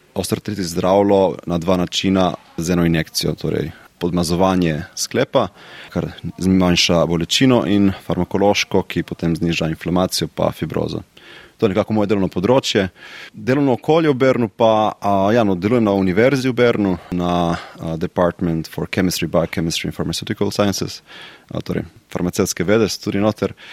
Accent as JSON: {"language": "Slovenian", "country": "Slovenia", "moved": "yes", "lives_now": "Switzerland", "said": "Slovenci smo"}